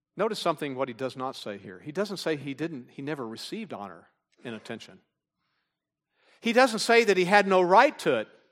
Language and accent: English; Texas, United States; I'm from Texas